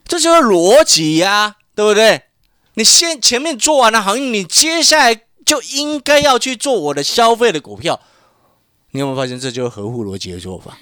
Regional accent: Hualien, Hualien County, Taiwan; now in Taipei, Taiwan; 我从小在花莲长大，然后呢，因为花莲人不多嘛

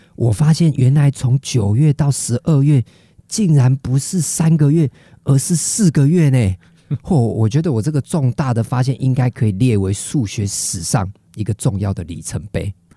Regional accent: Taiwan; 我们台湾人是用筷子吃饭

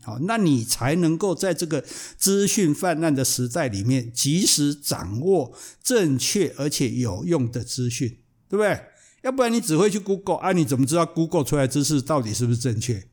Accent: Taiwan; 我们台湾人叫香港脚

